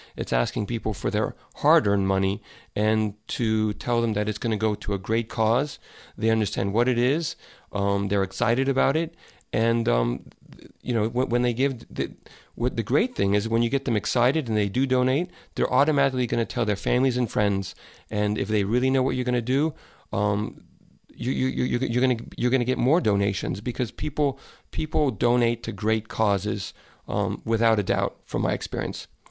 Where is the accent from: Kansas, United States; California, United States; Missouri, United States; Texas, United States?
Texas, United States; Dallas; moved away as an adult; I grew up in Dallas, and I left about probably a little over ten years ago